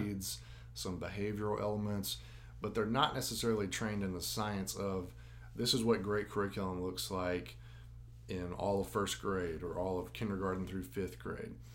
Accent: Jackson, Tennessee, United States; I grew up in the system, attended schools in Jackson all the way up

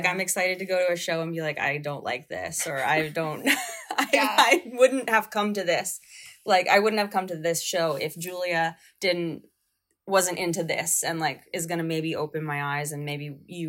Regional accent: upstate New York, United States; now in New York City, United States; I'm from upstate New York

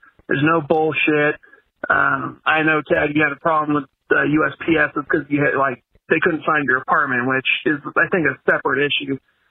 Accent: Southern California, United States; I'm from Southern California.

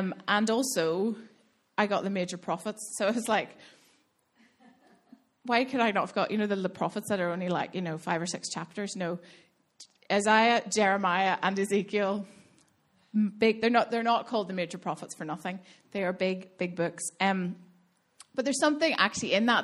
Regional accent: Belfast, Northern Ireland, United Kingdom; now in Dublin, Ireland; I'm originally from Belfast, grew up in Belfast, now I live in Dublin with Ross

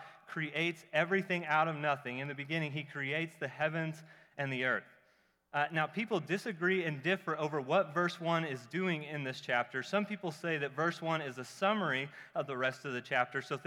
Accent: Oklahoma, United States; I'm from Oklahoma

